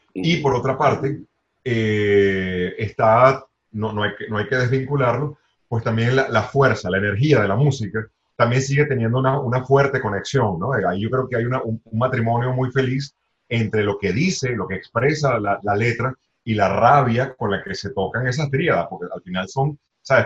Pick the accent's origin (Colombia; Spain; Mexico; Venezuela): Venezuela; nuestro país